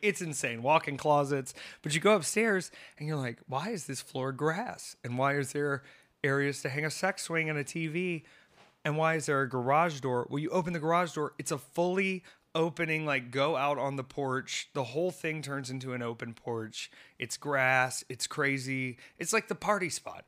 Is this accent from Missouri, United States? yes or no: no; Myrtle Beach, South Carolina, United States; moved away; I was born in Myrtle Beach, South Carolina.